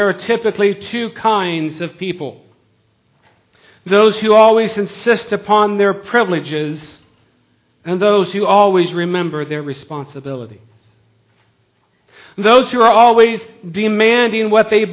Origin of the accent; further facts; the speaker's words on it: United States; We're an American